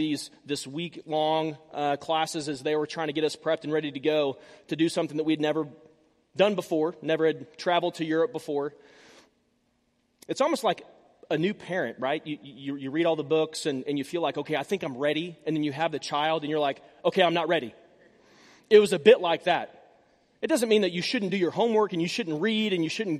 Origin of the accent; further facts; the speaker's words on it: Tulsa, Oklahoma, United States; I'm from Tulsa. My parents are from Tulsa. I was born at the St. Francis Hospital, Pink Hospital.